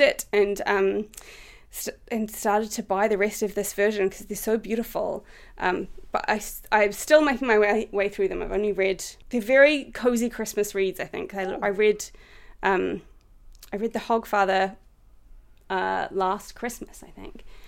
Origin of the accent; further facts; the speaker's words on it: New Zealand; moved away as an adult; now in United Kingdom; I'm from New Zealand.